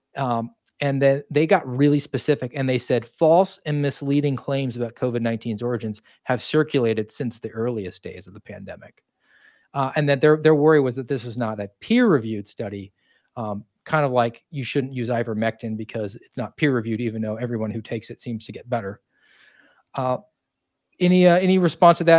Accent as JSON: {"language": "English", "region": "Georgia", "country": "United States", "tie": "born or raised there", "said": "I grew up in Georgia and my family came from New Jersey"}